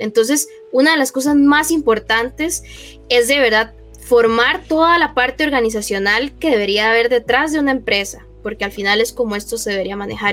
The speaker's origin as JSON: {"language": "Spanish", "region": "Heredia", "country": "Costa Rica", "said": "aquí eh, en Heredia, de donde yo soy."}